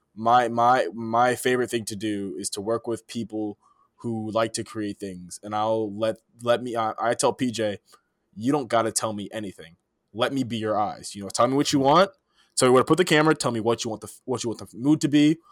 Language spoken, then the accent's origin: English; East Palo Alto, California, United States; moved away as an adult; now in Chicago, United States; I'm from East Palo Alto, California, you know, born and raised